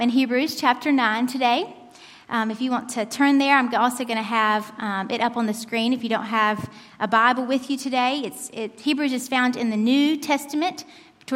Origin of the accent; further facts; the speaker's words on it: United States; moved away as an adult; also born or lived in Turkey; I'm an American. Born and raised